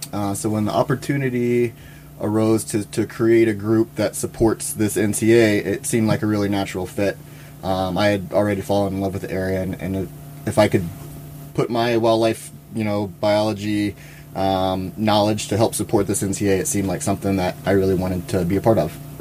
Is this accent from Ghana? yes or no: no; Louisiana, United States; moved away as an adult; also born or lived in California; now in Idaho, United States; I grew up in Louisiana um, and went to school down there.